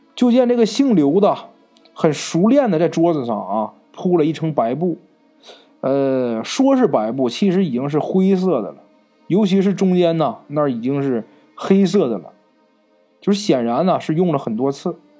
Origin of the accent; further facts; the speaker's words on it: Northeast China, China; accent: Northeastern; 咱们东北话